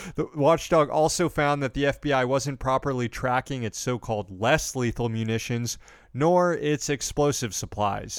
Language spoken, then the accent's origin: English; Daytona Beach, Florida, United States; in my hometown of Daytona Beach, the biggest hotel there was a Marriott growing up